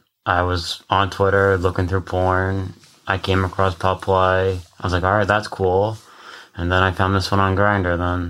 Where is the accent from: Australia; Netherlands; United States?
United States; Rockland County, New York; I grew up in New York, Rockland County.